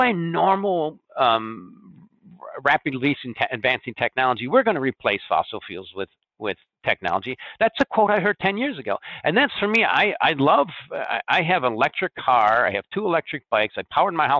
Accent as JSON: {"language": "English", "town": "Chicago", "region": "Illinois", "country": "United States", "also_born_or_lived": "Corn Belt", "said": "I'm from the Corn Belt. You can tell because sometimes I say Dem, Dees, and Does. I mean, I'm from Chicago, but I had a farm"}